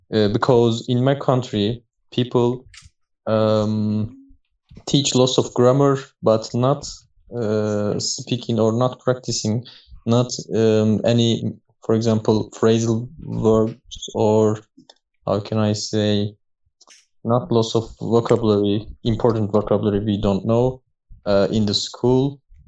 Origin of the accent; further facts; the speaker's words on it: Turkey; English is a second language; I'm from Turkey. I'm living in Denizli.